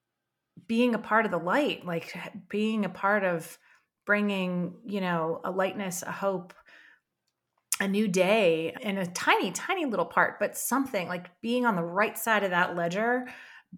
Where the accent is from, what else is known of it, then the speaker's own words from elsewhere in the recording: Maryland, United States; I grew up on the Chesapeake Bay or around the Chesapeake Bay here on the East Coast